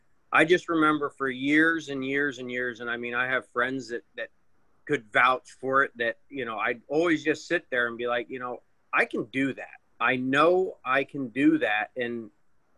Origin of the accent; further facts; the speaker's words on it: Pennsylvania, United States; I'm from Pennsylvania